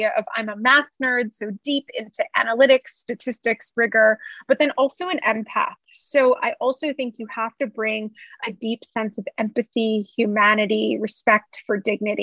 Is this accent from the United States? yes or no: yes; United States; also born or lived in California; I was in California, I'm Mexican American